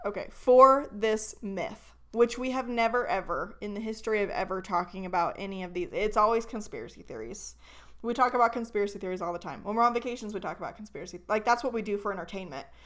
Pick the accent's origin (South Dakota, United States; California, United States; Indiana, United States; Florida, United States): California, United States; Northern; now in Idaho, United States; we grew up in Northern California